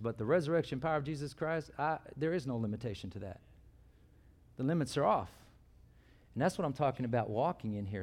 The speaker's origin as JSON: {"language": "English", "region": "California", "country": "United States", "tie": "born or raised there", "moved": "as an adult", "said": "when I grew up, I grew up in California"}